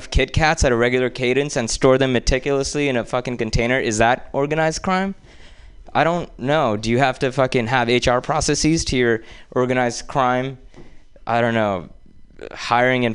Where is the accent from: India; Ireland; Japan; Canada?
India; moved away; growing up in India